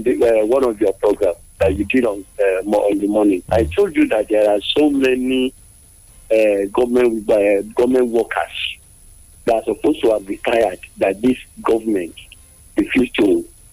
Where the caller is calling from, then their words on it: Nigeria; from Jabodi.